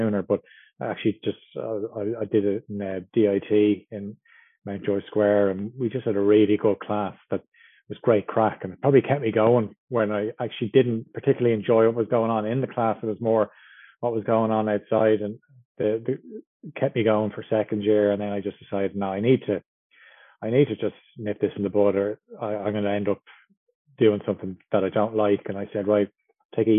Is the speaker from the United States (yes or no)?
no; Dublin, Leinster, Ireland; I'm from Dublin, working in radio probably since about 2006.